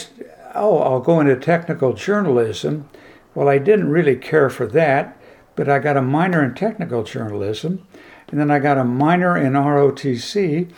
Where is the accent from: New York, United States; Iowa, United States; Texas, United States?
Iowa, United States; moved away as an adult; now in Columbus, United States; when I grew up in Iowa, the University of Iowa was the liberal arts school